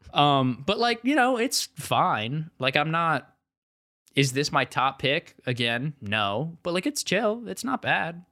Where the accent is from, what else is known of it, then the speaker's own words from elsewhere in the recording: Ohio, United States; I'm from Ohio